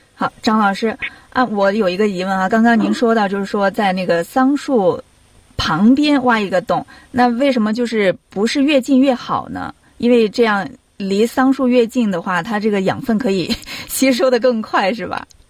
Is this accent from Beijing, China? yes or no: no; Sichuan, China; now in Australia; 因为我们在四川，它叫高笋